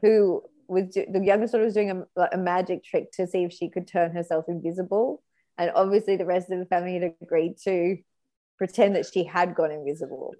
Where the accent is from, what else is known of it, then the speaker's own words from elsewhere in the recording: New South Wales, Australia; I'm from New South Wales